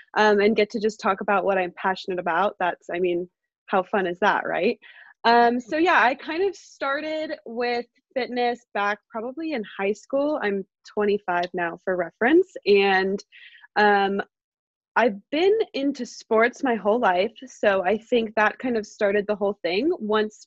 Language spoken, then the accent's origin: English; San Ramon, California, United States; now in Walnut Creek, United States; I grew up in San Ramon, California